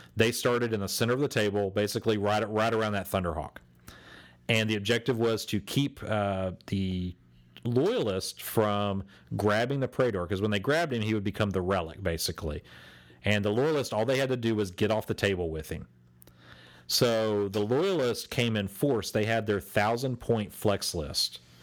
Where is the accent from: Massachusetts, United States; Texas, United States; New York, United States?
Texas, United States; we are from Texas.